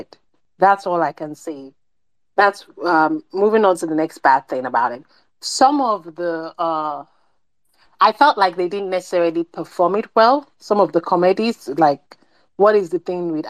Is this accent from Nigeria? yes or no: yes; Nigeria